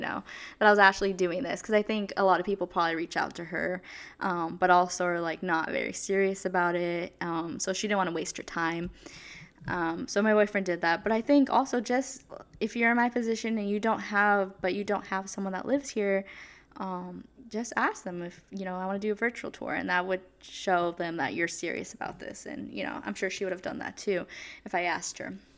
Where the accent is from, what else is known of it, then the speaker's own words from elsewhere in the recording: California, United States; moved away as an adult; also born or lived in New York; I was from California